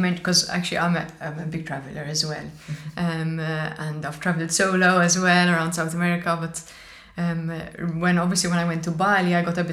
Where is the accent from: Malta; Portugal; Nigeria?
Malta; we're Maltese and we eat Hobbs Bizet